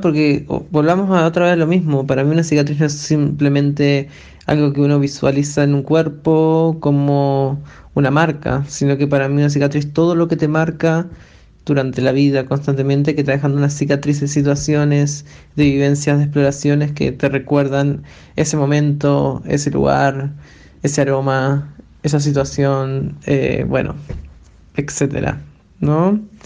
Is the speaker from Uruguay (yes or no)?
yes; Uruguay; now in Chile; soy uruguaya y actualmente vivo en Chile